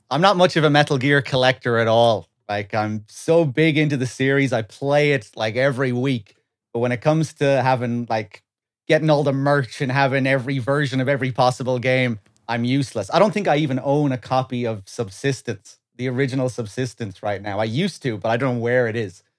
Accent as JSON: {"language": "English", "region": "west of Ireland", "country": "Ireland", "tie": "born or raised there", "moved": "as an adult", "lives_now": "London, United Kingdom", "said": "I lived my whole life in Ireland, west of Ireland."}